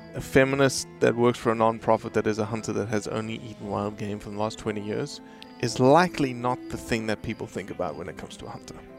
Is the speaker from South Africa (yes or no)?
yes; South Africa; now in Memphis, United States; the South African